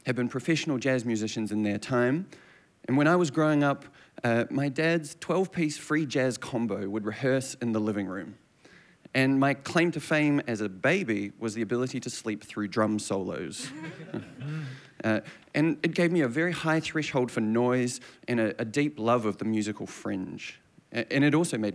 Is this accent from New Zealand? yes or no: yes; Christchurch, Canterbury, New Zealand; moved away; It is good to be back in Christchurch. This is my hometown, born and raised.